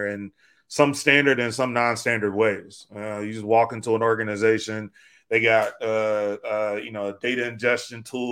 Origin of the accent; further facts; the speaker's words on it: Chicago, Illinois, United States; moved away as an adult; now in Oakland, United States; I grew up on the south side of Chicago.